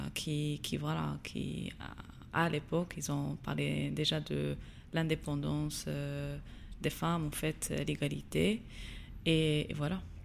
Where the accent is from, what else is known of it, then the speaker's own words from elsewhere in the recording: Agadir, Souss-Massa, Morocco; moved away as an adult; also born or lived in United States; j'ai grandi à Gadir la meilleure ville du Maroc